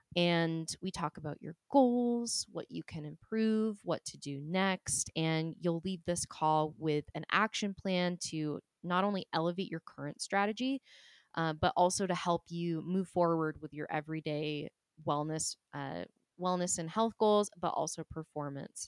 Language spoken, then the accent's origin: English; New Hampshire, United States; I was born in New Hampshire